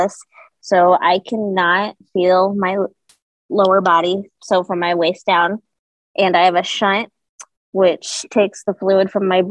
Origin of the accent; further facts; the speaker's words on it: Plymouth, Indiana, United States; I grew up in Plymouth my whole life